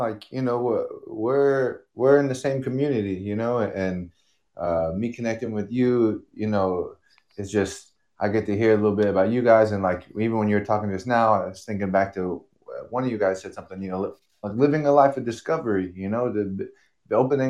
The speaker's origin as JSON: {"language": "English", "town": "Long Beach", "region": "California", "country": "United States", "said": "I'm originally from Long Beach, California."}